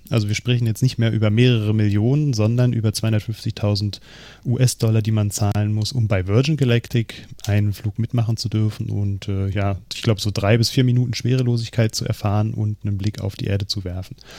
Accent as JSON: {"language": "German", "country": "Germany"}